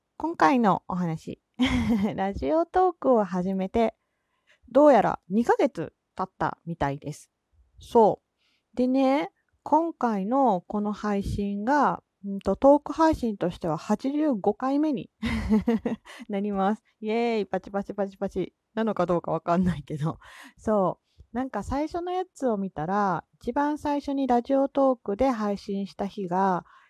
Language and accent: Japanese; Kansai, Japan; accent: Kansai dialect; 関西人なので、まあ、関西弁の話だったり